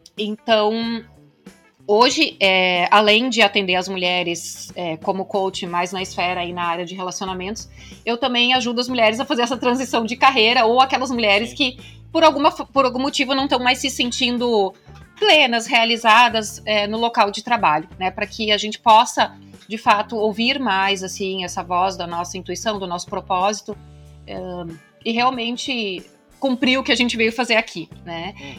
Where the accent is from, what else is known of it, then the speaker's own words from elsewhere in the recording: Santa Cruz do Sul, Rio Grande do Sul, Brazil; moved away as an adult; also born or lived in Canada; Eu sou de Santa Cruz do Sul, no Rio Grande do Sul. Minha cidade é, natal é lá.